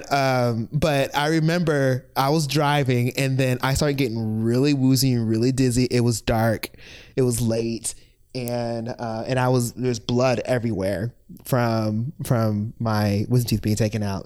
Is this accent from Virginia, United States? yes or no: yes; Virginia Beach, Virginia, United States; moved away as an adult; also born or lived in Lynchburg, Virginia; I am originally from Virginia Beach, Virginia